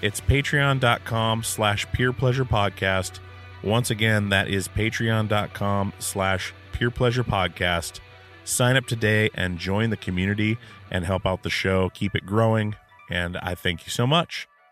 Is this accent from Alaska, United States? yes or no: yes; Alaska, United States; growing up in Alaska